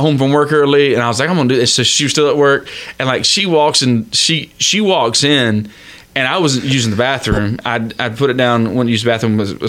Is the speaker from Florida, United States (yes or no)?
yes; Florida, United States; I love steak, and I was born and raised in Florida.